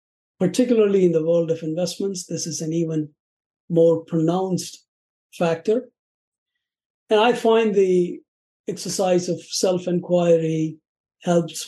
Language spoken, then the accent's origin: English; Chennai, Tamil Nadu, India; moved away as an adult; now in Chicago, United States; I'm originally from India. It used to be called Madras. These days, it's called Chennai